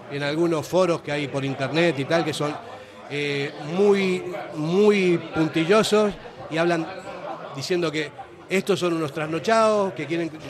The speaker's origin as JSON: {"language": "Spanish", "country": "Argentina", "said": "yo estoy a favor de que los hijos de Vasco puedan jugar, porque vengo de la Argentina, sé cómo es la, la diáspora lo sé perfectamente"}